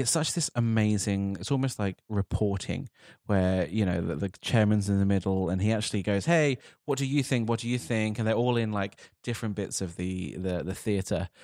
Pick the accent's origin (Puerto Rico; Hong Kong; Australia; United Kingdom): United Kingdom; as a Brit sitting here right now